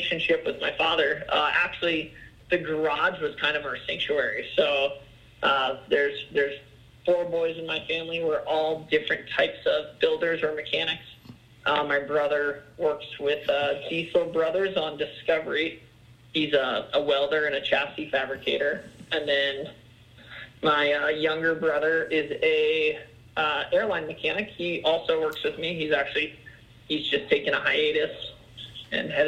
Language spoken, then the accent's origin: English; Littleton, Colorado, United States; also born or lived in Englewood, Colorado; Englewood is kind of where, grew up in Littleton